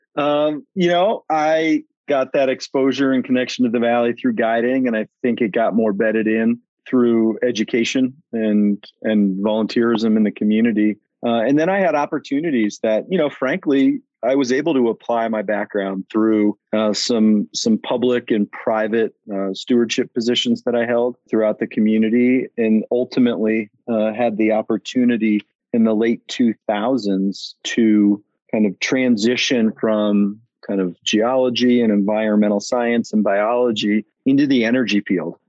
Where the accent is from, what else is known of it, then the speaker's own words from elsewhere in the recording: northeastern Ohio, United States; moved away as an adult; also born or lived in Massachusetts; now in Jackson, United States; I grew up in northeastern Ohio